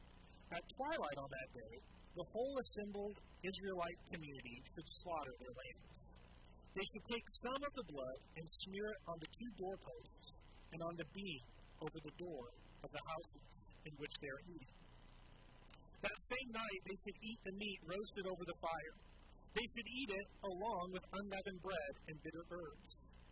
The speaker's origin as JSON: {"language": "English", "region": "Southwest Washington", "country": "United States", "tie": "born or raised there", "said": "growing up in Southwest Washington"}